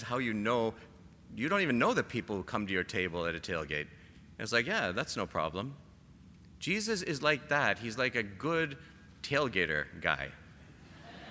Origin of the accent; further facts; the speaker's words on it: Canada; I'm Canadian